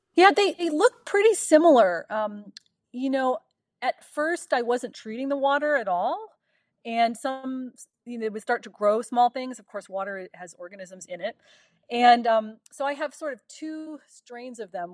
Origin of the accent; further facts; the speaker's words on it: Euclid, Ohio, United States; moved away; I'm from Cleveland, Ohio, from a, um, suburb just east of Cleveland called Euclid. And it was a ten-minute walk down my little suburban street to Lake Erie.